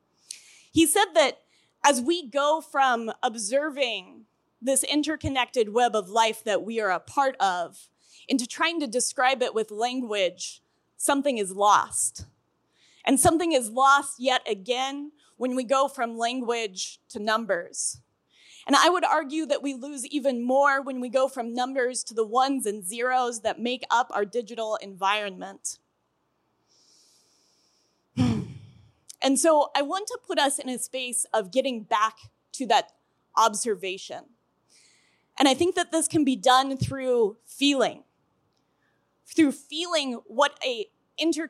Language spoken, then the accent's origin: English; Colorado, United States; I'm from Colorado, and we have big blue stem in Colorado